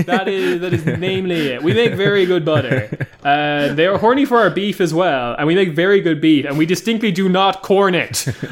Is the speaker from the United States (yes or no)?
no; Ireland; I talk funny compared to the rest of the co-hosts, it is because I am Irish.